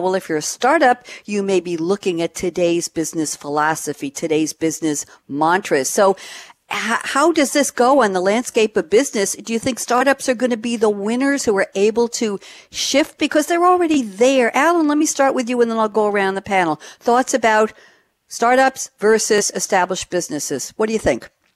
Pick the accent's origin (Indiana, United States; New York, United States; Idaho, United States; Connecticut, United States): New York, United States; moved away as an adult; now in Durham, United States; I relocated from New York uh, at the last week of August of 2017 to Durham, North Carolina. Never thought in my lifetime as a New York girl I would end up in the South